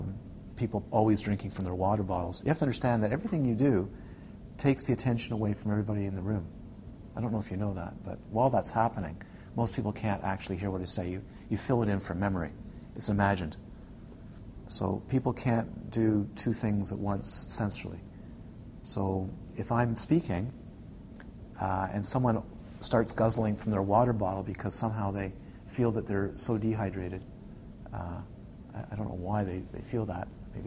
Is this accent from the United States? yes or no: no; Ontario, Canada; You can tell I'm from the Ottawa. I spent time in the Ottawa Valley.